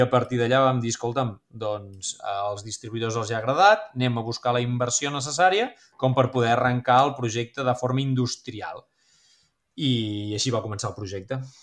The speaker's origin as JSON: {"language": "Catalan", "town": "Figueres", "region": "Catalonia", "country": "Spain", "also_born_or_lived": "Girona", "said": "Soc de Figueres, vaig estudiar a Girona"}